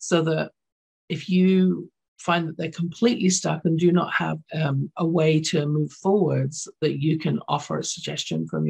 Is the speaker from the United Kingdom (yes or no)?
yes; London, United Kingdom; now in Canada; I grew up in London, England, so my school system was different